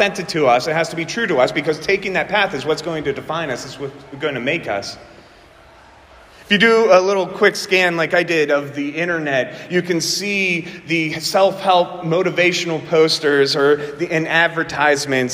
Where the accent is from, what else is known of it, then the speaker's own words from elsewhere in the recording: southwestern Pennsylvania, United States; accent: southwestern Pennsylvania; my southwestern Pennsylvania accent